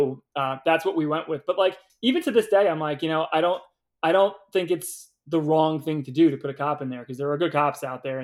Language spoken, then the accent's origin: English; New York City, New York, United States; Where I grew up on Staten Island, you were either a baseball player, a fireman, or a cop.